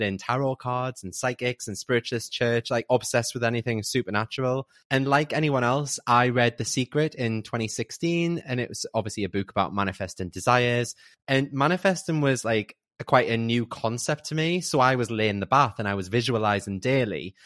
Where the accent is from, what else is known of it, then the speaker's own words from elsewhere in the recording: Newcastle upon Tyne, North East England, United Kingdom; I'm 35. I'm from Newcastle